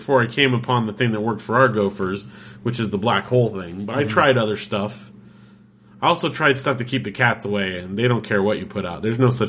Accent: Big Bear, California, United States; growing up in Big Bear

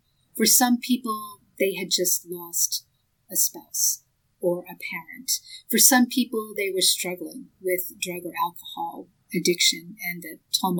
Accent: Boston, Massachusetts, United States; now in Los Angeles, United States; I grew up outside of Boston. I've lived a lot of different places, both in the United States and overseas, but my initial upbringing was in Boston. I was a public school kid

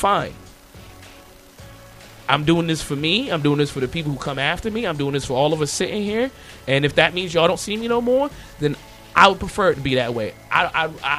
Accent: United States; I was born here. Matter of fact, I was born on a Navy base on Memorial Day

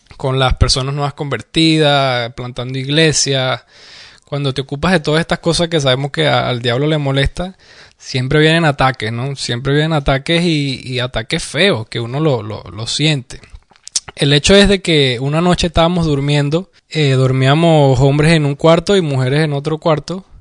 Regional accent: Venezuela; se nota que soy de Venezuela

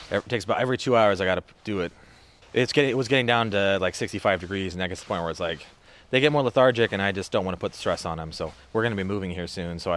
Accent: Iowa, United States; No, we're from Iowa, so yeah.

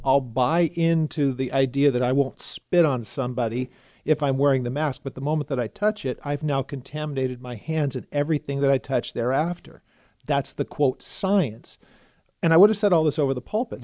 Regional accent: California, United States; moved away as an adult; now in Texas, United States; I grew up in California, and I'm in, I'm in my fifties, so I had never lived anywhere else in my whole life

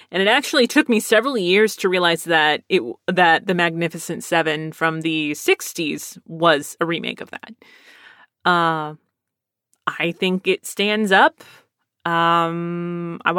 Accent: Pennsylvania, United States; also born or lived in Texas; I'm originally from Pennsylvania, and my brother is from California, but both of our parents are from Texas and gotta love that military brat life. But uh, to this day, I've lived in Texas most of my life.

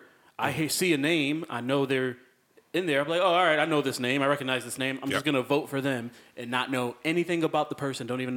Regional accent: Waterbury, Connecticut, United States; I grew up on Plaza Avenue, right off of Willow. I was two streets away from going to Wilby

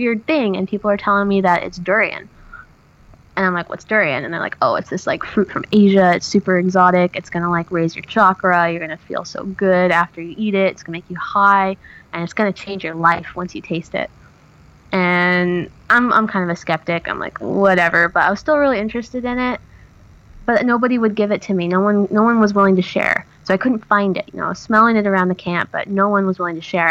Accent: Oregon, United States; moved away as an adult; my hometown, which you have to realize, in Oregon, my hometown had 14,000 people.

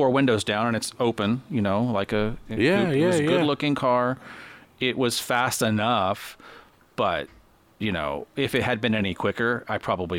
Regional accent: Los Angeles, California, United States; And I grew up in Los Angeles, and that's where he grew up.

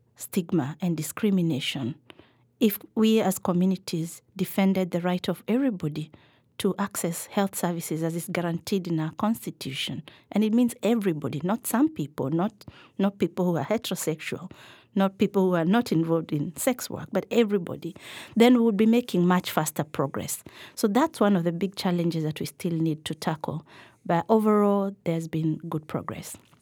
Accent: Nairobi, Kenya; I grew up in Nairobi for the early part of my childhood.

